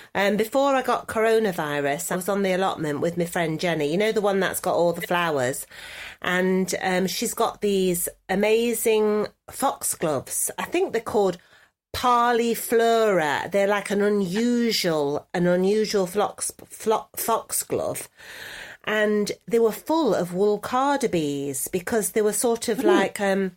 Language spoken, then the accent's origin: English; New York, United States; now in Los Angeles, United States; I'm a New York girl in L.A., you see. That's me. That's me. I'm in L.A. as a New Yorker.